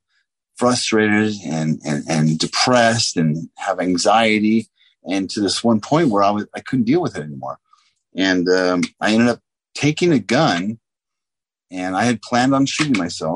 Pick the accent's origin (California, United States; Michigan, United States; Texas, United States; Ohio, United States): California, United States; San Diego; I grew up in Southern California